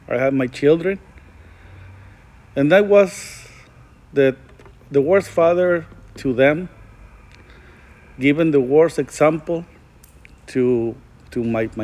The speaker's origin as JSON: {"language": "English", "town": "El Paso", "region": "Texas", "country": "United States", "said": "I'm from El Paso, Texas"}